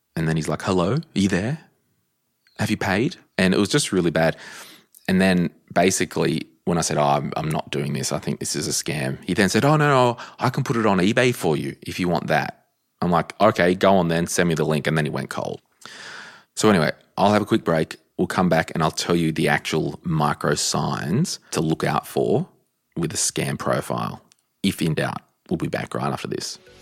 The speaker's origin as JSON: {"language": "English", "area": "Central Coast", "region": "New South Wales", "country": "Australia", "moved": "yes", "said": "I'm from the Central Coast originally"}